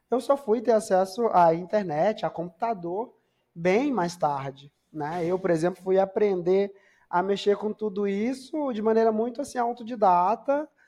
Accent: Maranhão, Brazil; Eu sou natural do Maranhão.

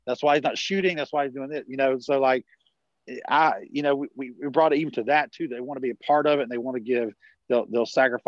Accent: the South, United States; I'm from the South, right? So we'd say, this is some from guy from New York City. I'm talking even more country right now

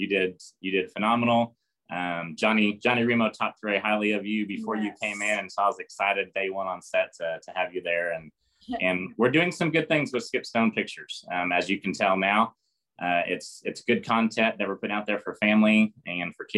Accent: California, United States; now in Arkansas, United States; I grew up in California

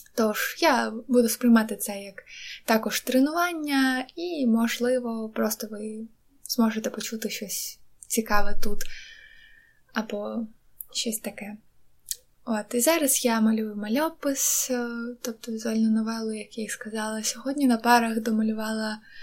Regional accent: Donetsk, Donetsk Oblast, Ukraine; moved away; я з Донецьку

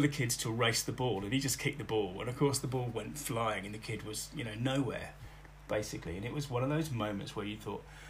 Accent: Bletchley, South East England, United Kingdom; born or raised there; also born or lived in Oxford, England / Oxfordshire village

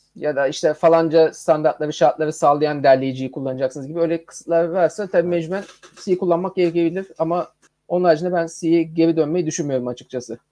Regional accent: Adana, Turkey; now in Istanbul, Turkey; Ben bu arada Adanalıyım.

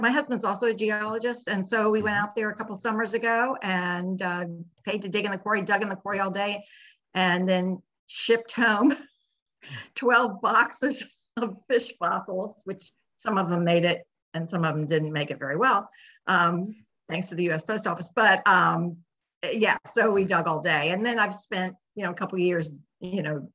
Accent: Northern Virginia, United States; I grew up in Northern Virginia

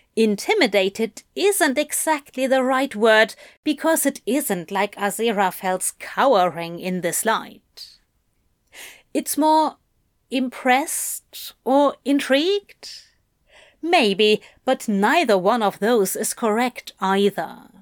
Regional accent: England, United Kingdom; moved away as an adult; I grew up near London

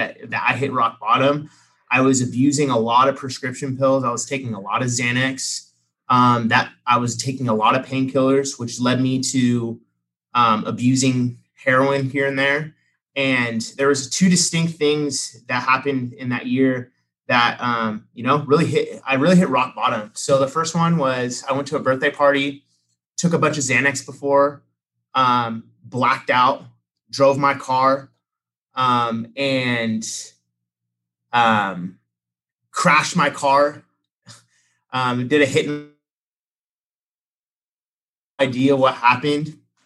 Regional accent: Sacramento, California, United States; also born or lived in San Diego; I grew up in the Sacramento area

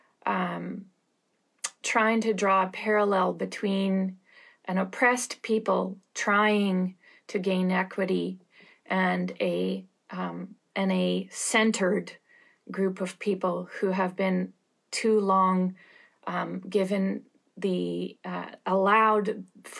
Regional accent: Canada; I'm Canadian

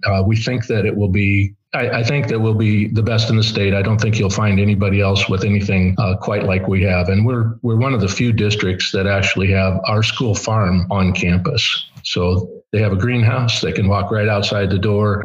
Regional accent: Kewanee, Illinois, United States; I was born and raised in Kewanee

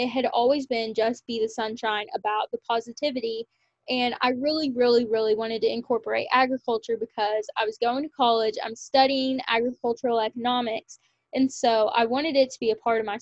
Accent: Kentucky, United States; also born or lived in Lexington, Kentucky; a local title to my hometown, which was super special to win because in Kentucky

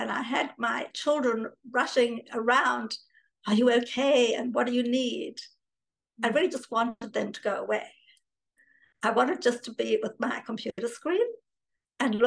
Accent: South Africa; moved away; also born or lived in New York / London; I grew up in South Africa

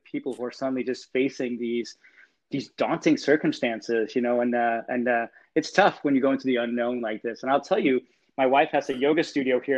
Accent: Copenhagen, Capital Region of Denmark, Denmark; moved away as an adult; now in California, United States; I was born and raised in Copenhagen

